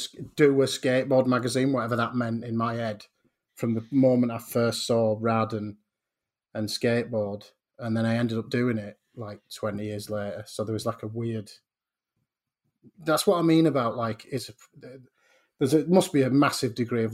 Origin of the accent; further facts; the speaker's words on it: Portland, South West England, United Kingdom; born there; Yeah, I was born in on Portland Bill, which in itself is quite weird because... which is off the coast of Weymouth.